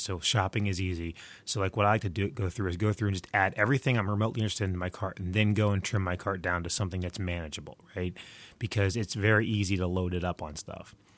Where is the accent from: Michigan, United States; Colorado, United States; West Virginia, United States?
West Virginia, United States; I'm recording from the frozen tundra that is my home state of West Virginia